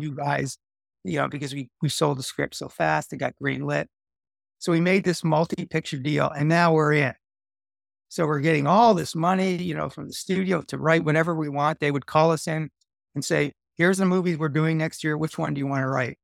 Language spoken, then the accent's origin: English; Canada; moved away as an adult; also born or lived in Los Angeles, United States; I'm there as a Canadian.